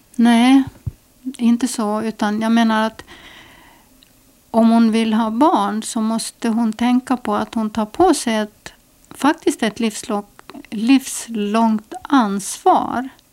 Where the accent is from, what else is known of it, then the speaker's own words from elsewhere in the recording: Estonia; now in Åland, Finland; jag är ju född mitt i Estland i, inlandet